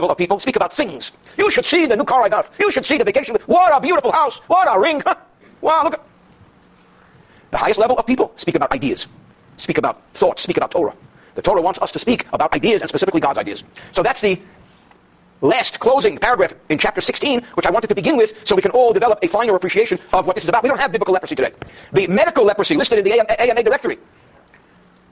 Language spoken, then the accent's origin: English; New York, United States; growing up in New York